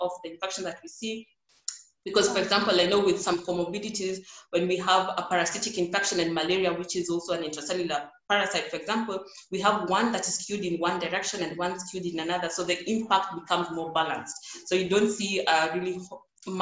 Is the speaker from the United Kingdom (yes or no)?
no; Kenya; So as a Kenyan at that point, I was completely proud.